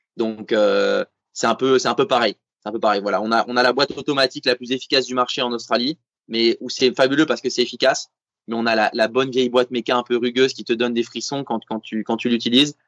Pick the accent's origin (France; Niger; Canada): France; je suis français, on est en France